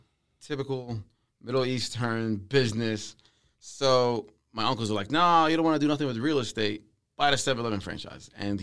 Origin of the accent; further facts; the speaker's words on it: Palestine; also born or lived in Syria / Saudi Arabia; now in United States; So I'm Palestinian, born in Syria, lived in Saudi Arabia.